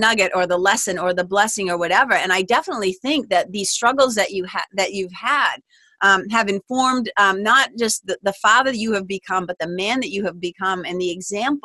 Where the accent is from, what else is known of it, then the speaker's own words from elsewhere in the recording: Lawrence, Massachusetts, United States; I grew up in Lawrence, Mass